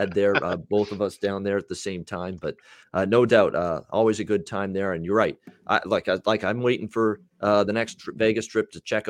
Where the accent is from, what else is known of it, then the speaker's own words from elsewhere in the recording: Canada; I'm Canadian. I'm good. I know what cold's all about.